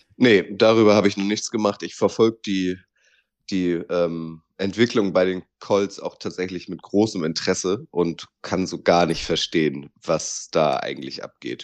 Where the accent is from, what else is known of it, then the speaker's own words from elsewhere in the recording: Northern Germany, Germany; als Norddeutscher